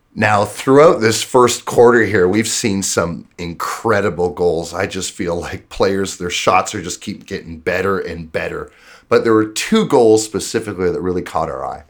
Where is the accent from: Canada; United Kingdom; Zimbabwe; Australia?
Canada; being a Canadian